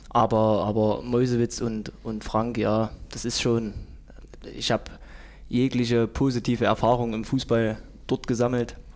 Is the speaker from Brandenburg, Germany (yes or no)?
no; Zeitz, Saxony-Anhalt, Germany; born there; Nein, ich bin in Zeitz geboren.